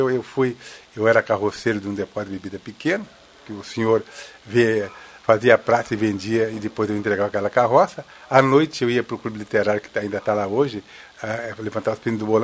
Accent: Rio Pardo, Rio Grande do Sul, Brazil; meus amigos de Rio Pardo, que eu sou de Rio Pardo, e, e uns ex-alunos também

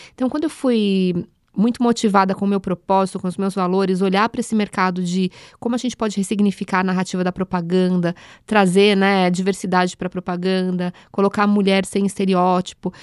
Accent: São Paulo, Brazil; Nasci num curtiço na freguesia do Ó

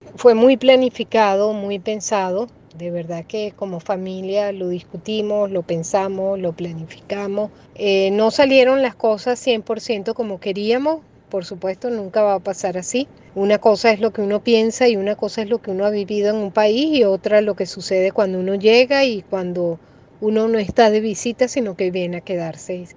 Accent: Venezuela; now in United States; Mi patria sigue siendo Venezuela y nunca olvido mi país, nunca olvido Venezuela

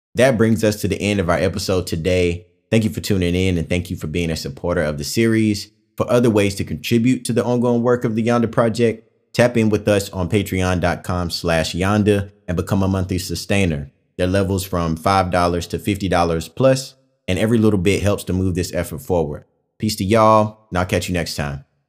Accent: Pantego, North Carolina, United States; I am from Pantego, North Carolina

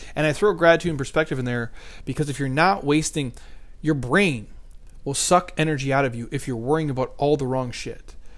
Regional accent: Midwest, United States; I'm from the Midwest.

